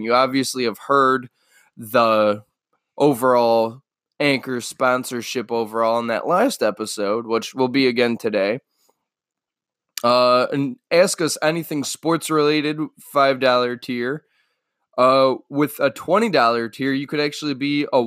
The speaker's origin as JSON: {"language": "English", "town": "Cleveland", "region": "Ohio", "country": "United States", "said": "I am from Cleveland."}